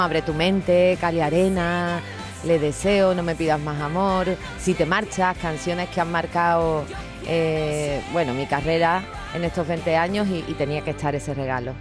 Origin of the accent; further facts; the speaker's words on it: Cádiz, Andalusia, Spain; moved away; volver a mi tierra, ver a mis vecinos